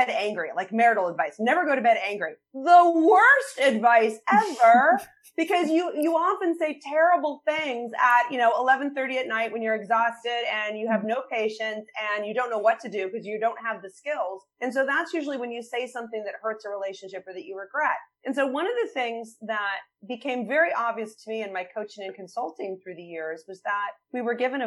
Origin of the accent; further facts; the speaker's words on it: Bethesda, Maryland, United States; I grew up right outside of Washington, D.C. in an area called Bethesda